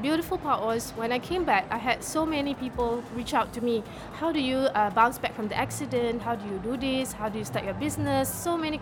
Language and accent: English; Singapore; I'm from Singapore